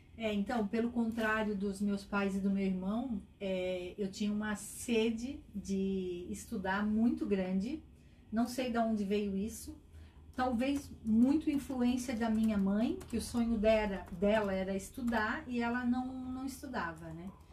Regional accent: Itajaí, Santa Catarina, Brazil; also born or lived in Tijucas; E eu nasci lá e com um mês eu já estava em Itajaí, né? Sou cidadã de coração de Itajaí

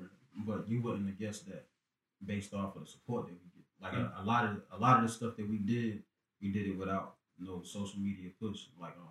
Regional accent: Vanceboro, North Carolina, United States; I'm from Vanceboro, small town city with big city dreams. Got one stoplight.

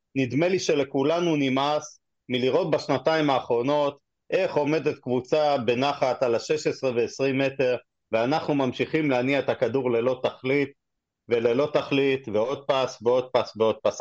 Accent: Israel; אנחנו כישראלים

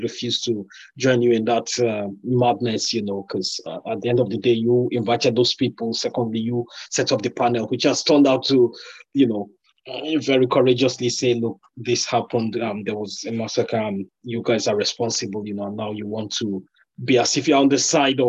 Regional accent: Nigeria; we're African, we're Nigerian, we tend to have large families.

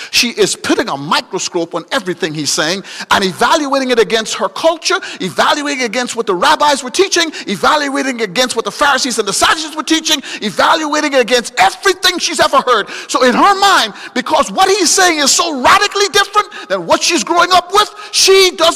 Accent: Guyana; moved away; I'm from Guyana

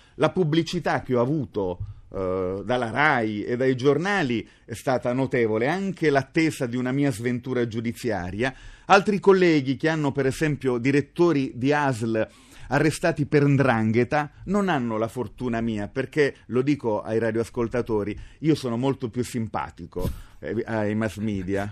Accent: Apulia, Italy; Io amo molto la mia identità di terrone, sono fierissimo di essere pugliese

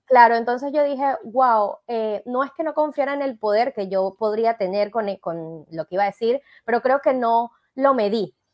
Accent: Venezuela; accent: Venezuelan; now in Argentina; yo soy venezolana y no hablo de vos, yo hablo de tú

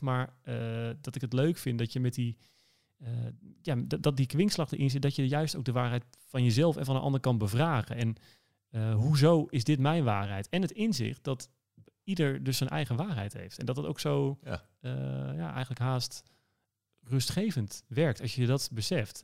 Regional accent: Enschede, Overijssel, Netherlands; accent: eastern; moved away; geboren in het oosten, in Twente, in Enschede. In de oosten, dat, eh, dat, hoor je misschien af en toe nog een beetje

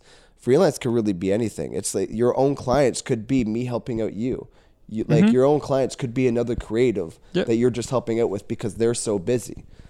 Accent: Caledon, Ontario, Canada; yeah, I was born and raised in Caledon. Like, I've seen this town go from where it was to where it is.

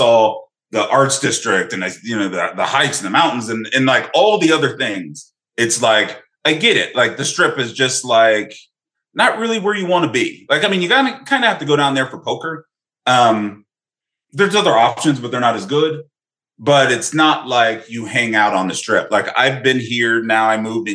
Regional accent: Cincinnati, Ohio, United States; moved away as an adult; also born or lived in St. Louis; I'm originally from Cincinnati, Ohio

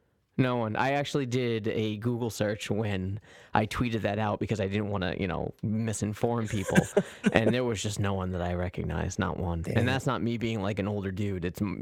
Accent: United States; as an American hearing this or reading this rather.

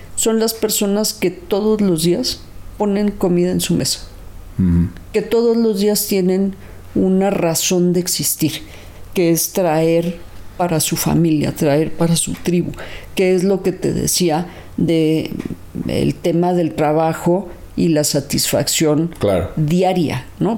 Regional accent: Mexico City, Mexico; los que crecimos en Lindavista

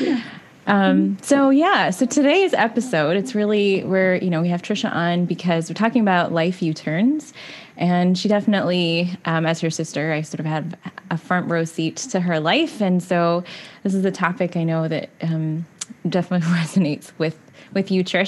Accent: Canada; we're definitely a Canadian podcast

